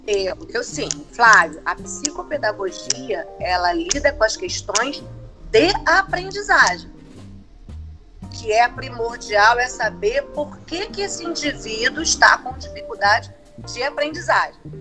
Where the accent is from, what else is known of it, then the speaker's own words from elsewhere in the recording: Baixada Fluminense, Rio de Janeiro, Brazil; Sou lá da Baixada Fluminense